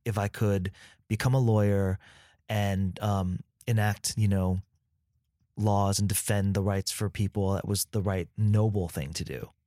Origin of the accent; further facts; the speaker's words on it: San Diego, California, United States; first language Vietnamese; English is a second language; also born or lived in Vietnam; growing up in an immigrant home in San Diego